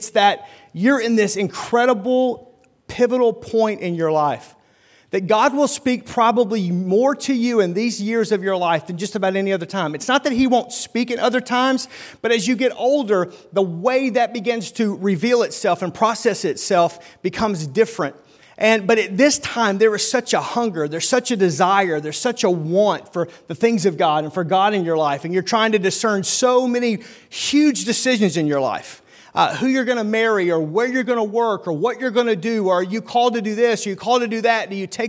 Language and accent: English; Oklahoma, United States; now in Milwaukee, United States; where the railroad ends, that's my hometown right there, Oklahoma-Arkansas border. But about 18 years ago, my wife and I left Oklahoma to come and basically kind of plant a church there in the Milwaukee suburbs